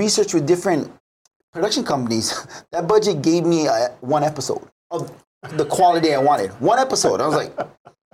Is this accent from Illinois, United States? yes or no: no; Kaneohe, Hawaii, United States; I'm from Kaneohe, born and raised